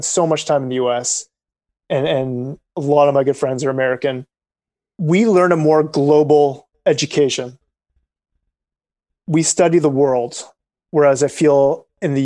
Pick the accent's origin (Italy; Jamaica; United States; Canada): Canada; Toronto, Ontario; also born or lived in Montreal; I grew up in Toronto, totally English speaking